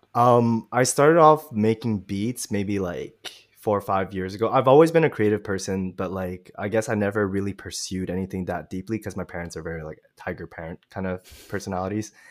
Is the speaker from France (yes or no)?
no; Montreal, Quebec, Canada; I'm really from Montreal, but my parents are from Vietnam.